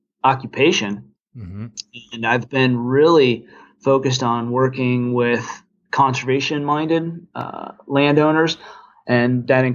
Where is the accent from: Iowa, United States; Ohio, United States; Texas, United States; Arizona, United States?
Ohio, United States; Cleveland; moved away as an adult; also born or lived in North Carolina / Virginia; now in Carbondale, United States; I was born and raised just on the south side of Cleveland, Ohio